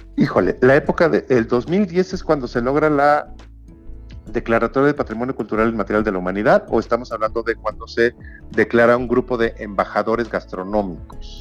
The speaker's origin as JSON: {"language": "Spanish", "country": "Mexico", "said": "cómo somos los mexicanos"}